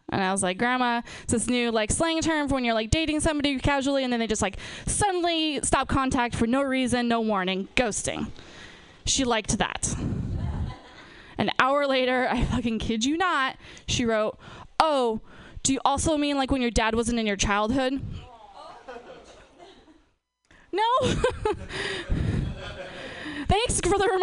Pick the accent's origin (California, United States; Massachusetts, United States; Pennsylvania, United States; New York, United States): California, United States; Napa; I'm from, born and raised in Napa